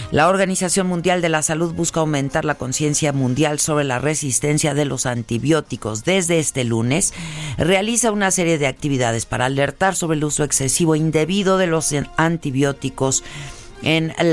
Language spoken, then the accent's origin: Spanish; Acapulco, Guerrero, Mexico; No sé si es porque yo vengo de Acapulco, pero sí está, está, está bajo la temperatura, ¿no?